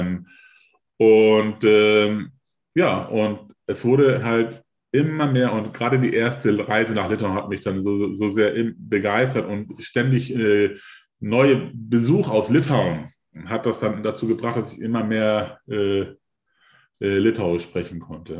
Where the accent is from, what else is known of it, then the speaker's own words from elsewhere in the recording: Hamburg, Germany; ich bin 1973 in Hamburg geboren